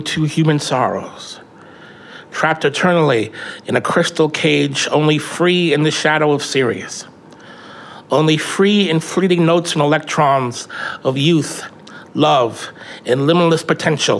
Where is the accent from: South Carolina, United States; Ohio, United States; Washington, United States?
Washington, United States; Tacoma; growing up in Hilltop in the 90s